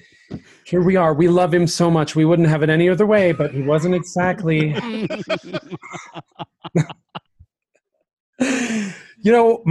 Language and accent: English; Utah, United States; I'm from Utah. I grew up in Utah, and I grew up in like the most conservative part of Utah